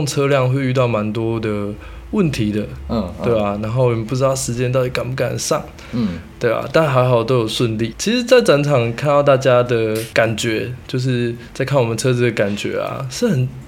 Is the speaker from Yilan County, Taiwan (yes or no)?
no; Kaohsiung, Taiwan; moved away as an adult; now in Taipei, Taiwan; 然后我已经来台北工作，我是高雄人